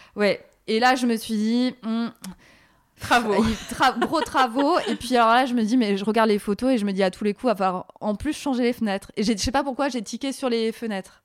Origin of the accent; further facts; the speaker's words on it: Alsace, Grand Est, France; now in Paris, France; Je viens d'Alsace